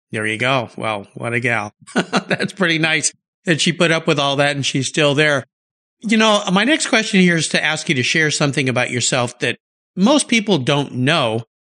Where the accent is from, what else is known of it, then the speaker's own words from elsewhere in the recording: San Diego, California, United States; now in Pacific Northwest, United States; I grew up in San Diego